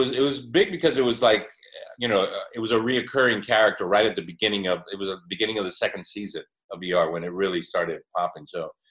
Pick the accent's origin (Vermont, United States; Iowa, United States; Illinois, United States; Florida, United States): Florida, United States; Miami; moved away as an adult; also born or lived in New York City / Europe / Los Angeles; I was raised in Miami, so I spent a lot of time in Miami. When I was 19, I went back to New York